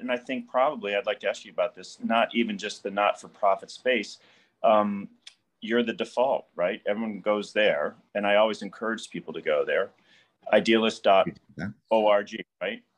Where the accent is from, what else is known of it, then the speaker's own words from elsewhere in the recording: Midwest, United States; I'm also a Midwesterner